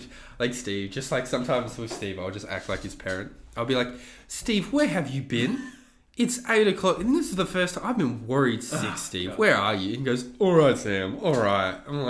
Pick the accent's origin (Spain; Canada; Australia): Canada; Canadian. I'm a Canadian comedian.